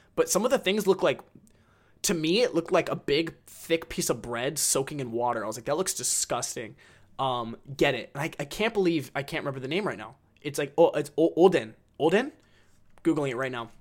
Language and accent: English; United States; I'm American